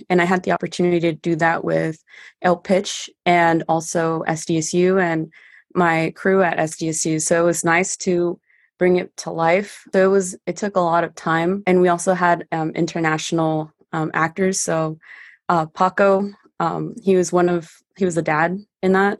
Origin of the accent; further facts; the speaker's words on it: San Diego, California, United States; first language Spanish; English is a second language; I used to play baseball growing up, so I was the only girl playing baseball here at the North Park Little League. I also went into J V and varsity at San Diego High School.